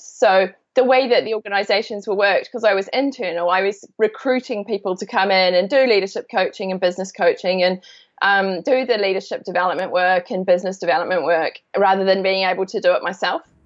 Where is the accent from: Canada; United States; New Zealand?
New Zealand; moved away as an adult; also born or lived in London, United Kingdom; I am from New Zealand. I grew up here, but I lived in U- in um, London in the UK for 17 years